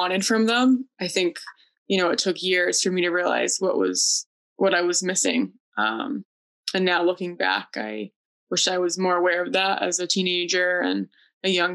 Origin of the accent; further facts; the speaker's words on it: Connecticut, United States; I am from Connecticut and I work as a registered nurse